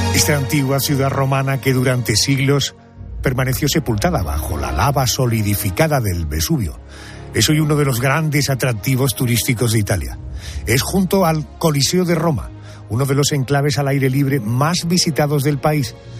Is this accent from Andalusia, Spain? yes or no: yes; Andalusia, Spain; nosotros, los andaluces